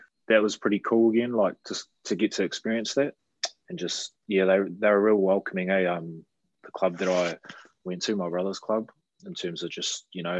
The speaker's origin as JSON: {"language": "English", "town": "Christchurch", "region": "Canterbury", "country": "New Zealand", "tie": "born or raised there", "also_born_or_lived": "Auckland", "said": "I grew up in Christchurch, bro. Yeah, I was born in Auckland, but pretty much parents and that moved down when I was 5 to Christchurch."}